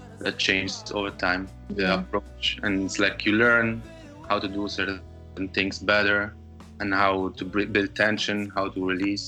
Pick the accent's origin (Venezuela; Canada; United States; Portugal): Portugal; Lisbon; English is a second language; moved away as an adult; now in Berlin, Germany; I need some waves, I need some sun, I need some water, and I miss it because of coming from there, you know, here in Berlin, I'm in Germany since 8 years, and that's enough.